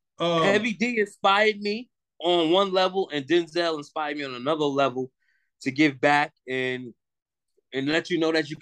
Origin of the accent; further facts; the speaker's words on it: Mount Vernon, New York, United States; I'm from Mount motherfucking Vernon, man. What's up? Money earning Mount Vernon, man. 914